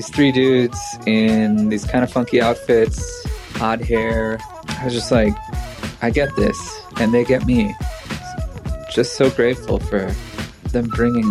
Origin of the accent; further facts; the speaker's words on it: Sheboygan, Wisconsin, United States; I grew up in Sheboygan, Wisconsin